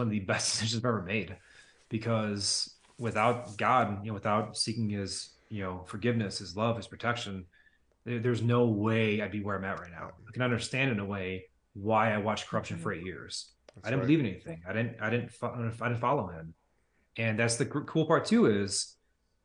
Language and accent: English; United States; I'm an American.